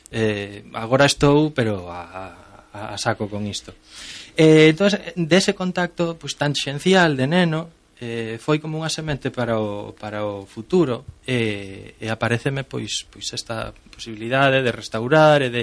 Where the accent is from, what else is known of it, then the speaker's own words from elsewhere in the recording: Lugo, Galicia, Spain; also born or lived in Santiago de Compostela / A Coruña; eu nacín en Lugo, vivín moitos anos en Santiago, mm, ahora traballo a tempo parcial na Coruña